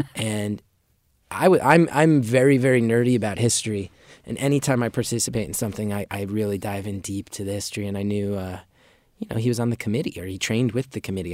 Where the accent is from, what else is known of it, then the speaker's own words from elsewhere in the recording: Northeast, United States; Growing up in the Northeast